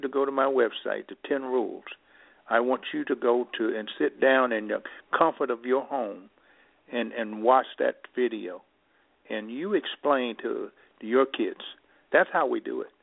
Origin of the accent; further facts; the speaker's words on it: Mississippi, United States; now in Illinois, United States; I grew up in Mississippi. I now can operate from the cotton fields of Mississippi to the White House